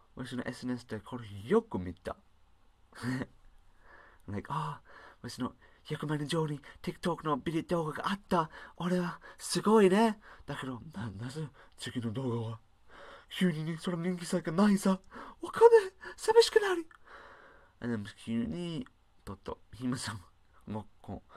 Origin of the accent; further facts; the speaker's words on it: United Kingdom; Japanese is a second language; now in Japan; 私は英国人でしょ日本に暮らしているデータサイエンティスト